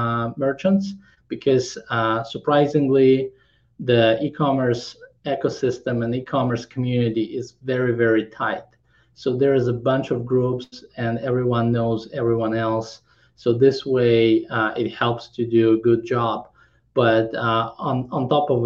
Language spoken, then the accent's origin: English; Kazakhstan; English is a second language; also born or lived in Krakow, Poland / San Francisco, United States / Los Angeles, United States; now in Orange County, United States; I came to study to Krakow, and I was born in Kazakhstan. But after 15 years being in Poland